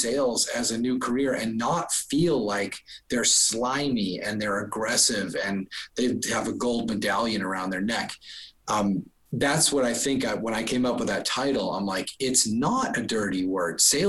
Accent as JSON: {"language": "English", "town": "Boston", "region": "Massachusetts", "country": "United States", "said": "I'm from Boston"}